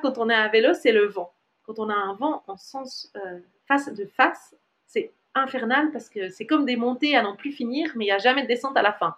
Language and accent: French; Switzerland; moved away as an adult; en tant que Suisse